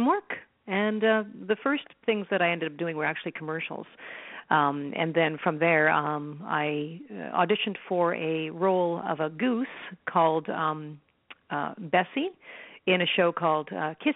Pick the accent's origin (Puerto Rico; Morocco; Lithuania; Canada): Canada; Toronto, Ontario; moved away as an adult; now in Vancouver, Canada; I'm born and bred in Toronto, but I managed to get myself a job out here in Vancouver, BC, where I am now